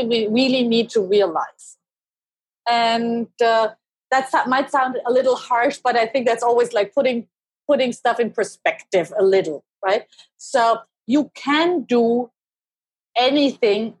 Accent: Germany; now in Seattle, United States; I was born and raised in Germany

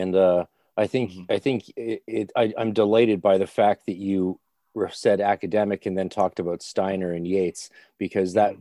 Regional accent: Canada; also born or lived in Ireland / Scotland; I'm Canadian

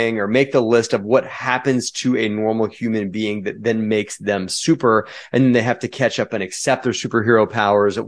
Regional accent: United States; I'm an American

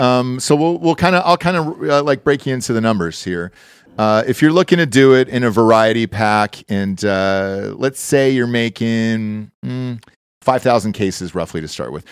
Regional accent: Georgia, United States; moved away; I'm from Georgia, and everything's peaches there originally. So I was like, cool, I grew up on it

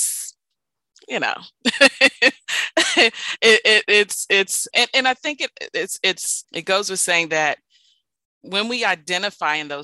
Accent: Maryland, United States; I am from the Washington metropolitan area, born and raised in Maryland.

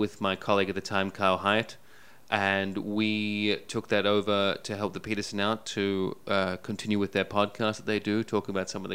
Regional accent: Middlesbrough, North East England, United Kingdom; moved away; Originally from Middlesbrough in the northeast of England.

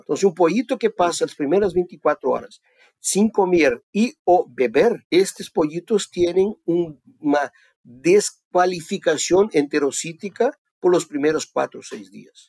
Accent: Brazil; also born or lived in Davis, California, United States / Athens, Georgia, United States; Mi origen, yo soy brasileño, vivo acá en el sur de Brasil

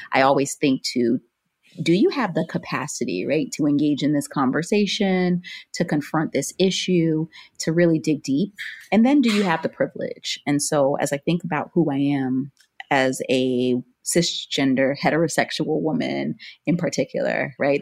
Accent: Miami, Florida, United States; was born and raised in Florida

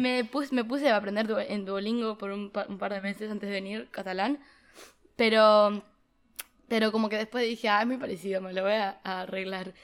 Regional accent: Uruguay; moved away as an adult; also born or lived in United States / Philadelphia; now in Barcelona, Spain; soy de Uruguay, o sea, crecí, nací allí y estoy estudiando en Estados Unidos desde el 2019, pero vine de intercambio este semestre a Barcelona

